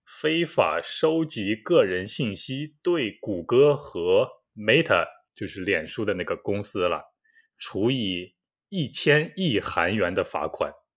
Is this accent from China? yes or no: yes; China; now in South Korea; 我也是中国人了